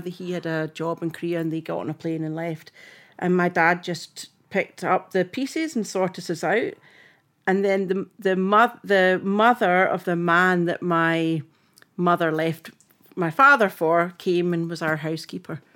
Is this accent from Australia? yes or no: no; Fintry, Scotland, United Kingdom; accent: Scottish; moved away as an adult; also born or lived in Edinburgh / Glasgow; now in Cape Town, South Africa; I was born in Edinburgh, um, and my dad wanted us to be brought up in the country, so we moved to Fintry in Stirlingshire.